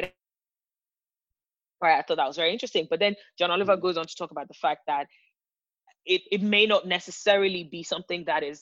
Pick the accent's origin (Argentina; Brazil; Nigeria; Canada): Nigeria; I'm from Nigeria